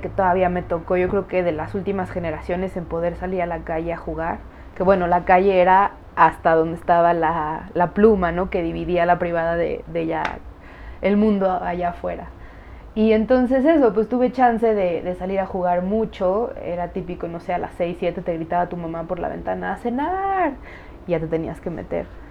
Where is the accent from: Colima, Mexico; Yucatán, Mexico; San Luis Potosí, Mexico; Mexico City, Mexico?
Mexico City, Mexico; also born or lived in United States (born) / Chicago; Crecí en el DF